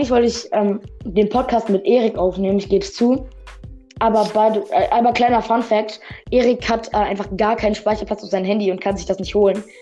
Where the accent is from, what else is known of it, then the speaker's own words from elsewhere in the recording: Russia; now in Germany; klar, ich bin ja in einem armen Land aufgewachsen. Ich komme ja aus Russland